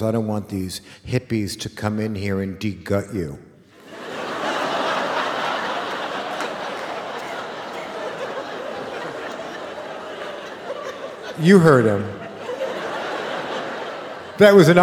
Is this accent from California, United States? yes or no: yes; Los Angeles, California, United States; a kid like me in 1970, growing up in Los Angeles